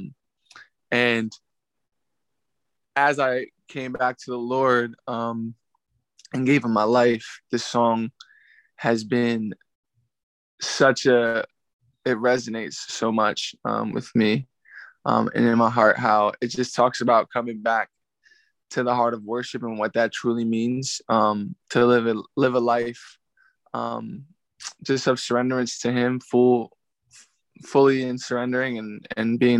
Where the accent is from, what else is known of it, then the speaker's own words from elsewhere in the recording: Philadelphia, Pennsylvania, United States; I'm from Philadelphia, PA, the north/northeast area. Born and raised there.